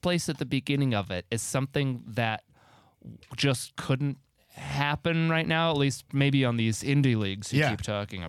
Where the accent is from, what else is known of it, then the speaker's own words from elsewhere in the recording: Canada; I'm Canadian.